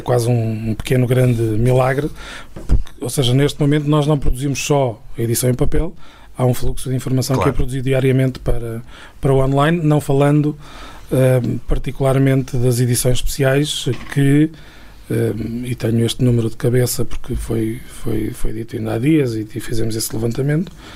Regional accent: Trás-os-Montes, Portugal; moved away as an adult; also born or lived in Coimbra; eu fui uma pessoa desde sempre muito ligada a, às minhas raízes e à minha terra em particular mesmo quando estive fora durante fora quando digo fora digo fora mesmo uhum. da, da, região durante 13 anos

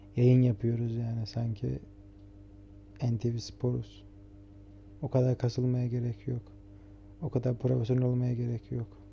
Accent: Trabzon, Turkey; now in Istanbul, Turkey; Ben Trabzonluyum, ailem Trabzon'da yaşıyor.

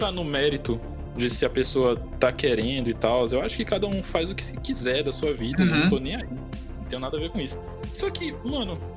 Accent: Brasília, Distrito Federal, Brazil; now in Natal, Brazil; Eu nasci em Natal. Quando ah. era criancinha ali, tipo, pros meus 3, 4 anos, eu fui morar em Brasília. E aí, tipo, eu morei minha adolescência todinha lá.

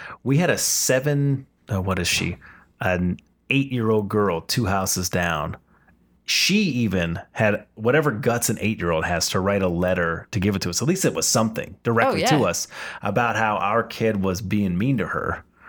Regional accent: Washington, United States; I remember, we came from Washington where it's like rural city.

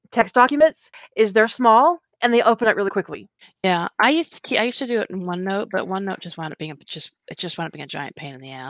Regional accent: the South, United States; I was raised in the South and it is so easy to pick the accent up again.

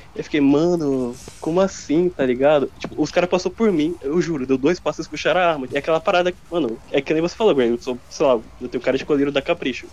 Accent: Brazil; eu sou considerado branco aqui

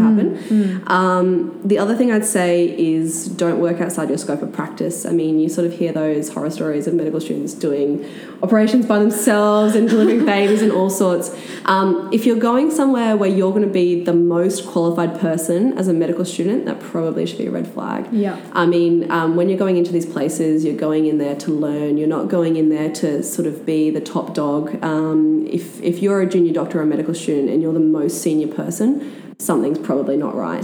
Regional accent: Australia; coming in as a as an Australian

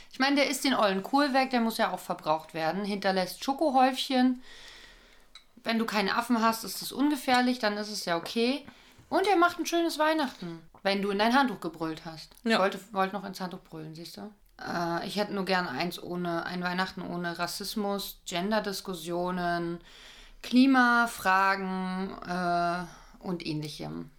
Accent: Berlin, Germany; Ich bin doch aus Berlin

